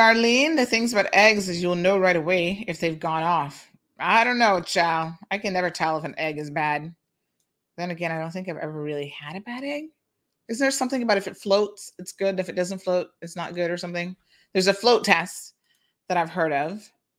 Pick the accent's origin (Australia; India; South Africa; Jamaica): Jamaica; I'm a Jamaican, and I hate the mentality of my own.